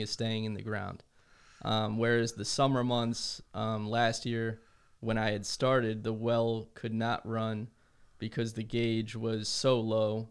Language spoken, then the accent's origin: English; New Jersey, United States; moved away; I grew up in New Jersey